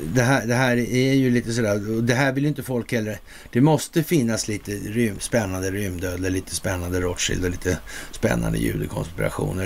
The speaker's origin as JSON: {"language": "Swedish", "country": "Sweden", "said": "som svensk"}